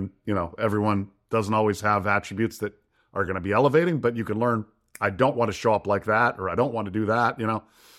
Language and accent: English; Detroit, Michigan, United States; Lions. I'm a Lions fan. I'm from Detroit.